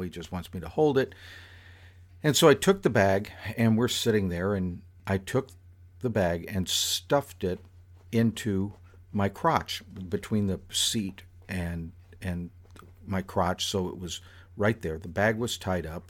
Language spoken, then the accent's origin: English; South Florida, United States; happened to me while I was in high school. But still, it is uniquely South Florida in its nature